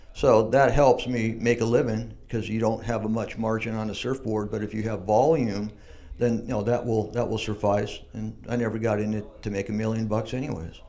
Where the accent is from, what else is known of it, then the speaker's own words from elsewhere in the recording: San Diego, California, United States; I grew up in Mission Hills